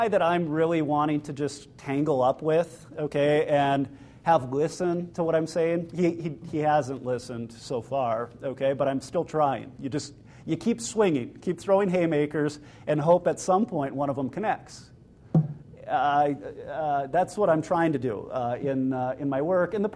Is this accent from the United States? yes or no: yes; Upper Peninsula of Michigan, United States; moved away; I'm from the Upper Peninsula of Michigan. We used to get 200 inches of snow per winter